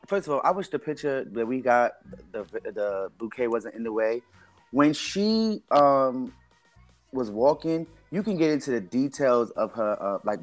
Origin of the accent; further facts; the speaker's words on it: New York, United States; I grew up in New York